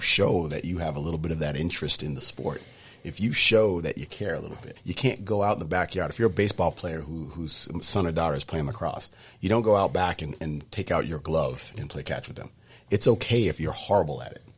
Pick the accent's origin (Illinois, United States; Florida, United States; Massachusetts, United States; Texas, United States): Massachusetts, United States; Sudbury; growing up in Sudbury